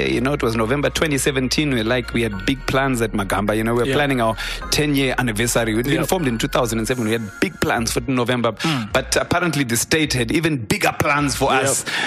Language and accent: English; Harare, Zimbabwe; I grew up in Harare